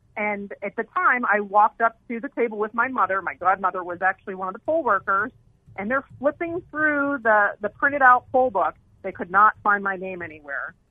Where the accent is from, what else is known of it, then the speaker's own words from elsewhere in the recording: Pennsylvania, United States; moved away as an adult; also born or lived in New York; now in Arizona, United States; I had a chance to work for my then U.S. Senator Rick Santorum, since I'm from Pennsylvania